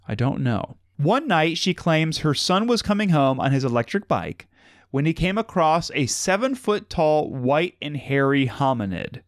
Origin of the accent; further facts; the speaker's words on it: Madison, Ohio, United States; where we grew up in Madison